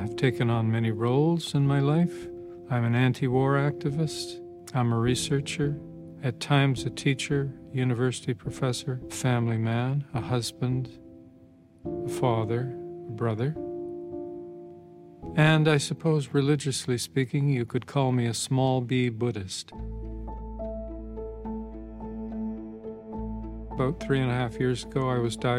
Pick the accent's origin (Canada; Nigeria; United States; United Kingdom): Canada; Nova Scotia; I was born and raised in Nova Scotia, which is a province in the eastern part of Canada, still dear to my heart